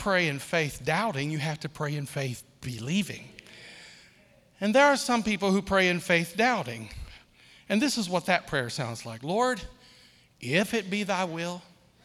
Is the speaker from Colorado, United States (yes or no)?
no; Akron, Ohio, United States; I'm from Akron, Ohio